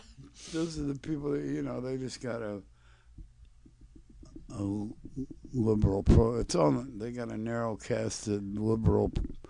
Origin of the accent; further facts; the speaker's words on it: Flint, Michigan, United States; Yeah, I'm from Flint.